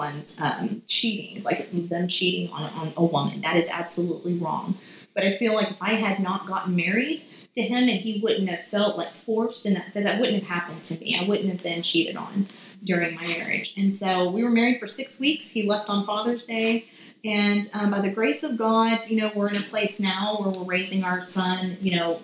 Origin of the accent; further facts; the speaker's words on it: Beaumont, Texas, United States; I'm from Beaumont, Texas